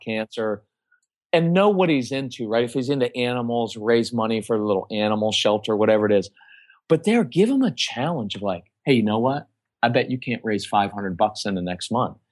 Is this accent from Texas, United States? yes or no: yes; Texas, United States; we're from Texas